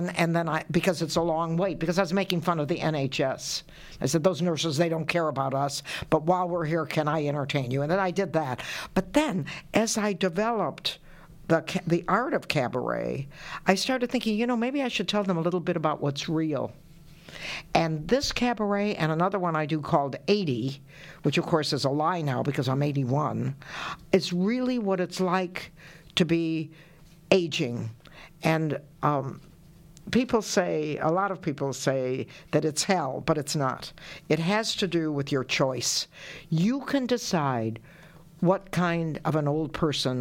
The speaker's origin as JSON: {"language": "English", "country": "United States", "said": "I'm from the States"}